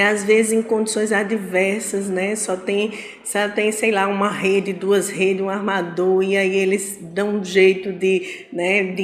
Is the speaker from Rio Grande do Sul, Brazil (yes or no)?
no; São Paulo, Brazil; born there; Então, eu sou fim de rama, caçula, nasci né, em São Paulo, mas sou nove irmãos, né?